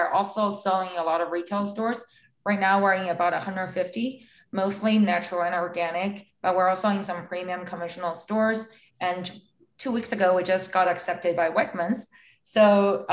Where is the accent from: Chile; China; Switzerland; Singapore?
China; moved away; I was growing up in China